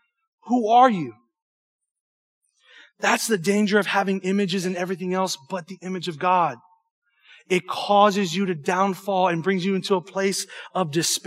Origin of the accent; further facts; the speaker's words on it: Cajun, Louisiana, United States; accent: Cajun; I'm homeschooled and I'm Cajun.